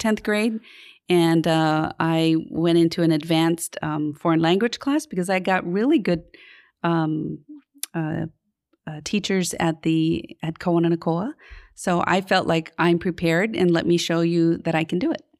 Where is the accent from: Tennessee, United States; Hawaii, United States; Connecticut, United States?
Hawaii, United States; Honolulu; I grew up in Kalihi, um, off of Liliha Street.